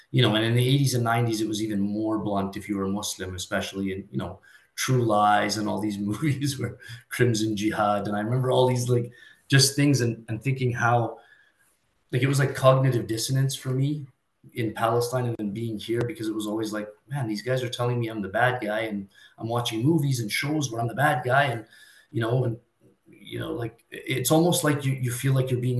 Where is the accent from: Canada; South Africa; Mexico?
Canada; Calgary, Alberta; also born or lived in Jordan / West Bank; now in Edmonton, Canada; I moved to Canada when I was 2 years old. Originally moved to Calgary for the first 13 years of my life, and then Edmonton for the remainder